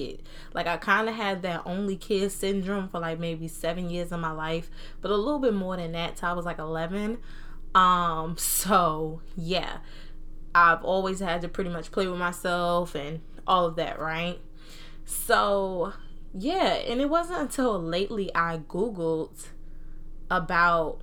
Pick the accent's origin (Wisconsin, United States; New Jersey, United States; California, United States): New Jersey, United States; accent: Southern accent, Jersey accent; I was born and raised in New Jersey, but I was raised by Southern people